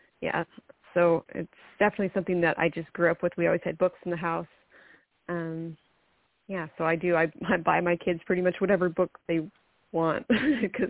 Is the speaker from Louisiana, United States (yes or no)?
no; Mesa, Arizona, United States; I grew up in Mesa